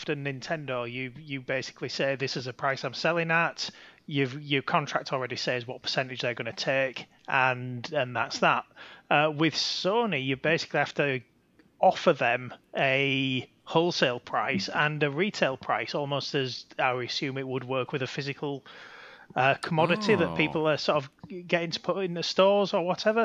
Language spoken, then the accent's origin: English; Yorkshire and the Humber, United Kingdom; I'm from Yorkshire